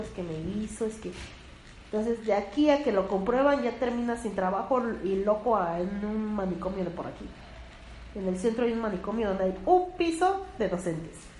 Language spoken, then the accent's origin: Spanish; Mexico; son cosas que, que tenemos como mexicanos